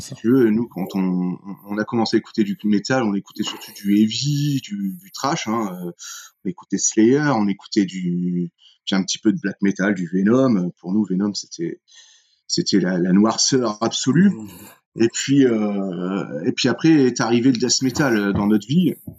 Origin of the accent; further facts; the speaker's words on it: northern France, France; on est un groupe du nord de la France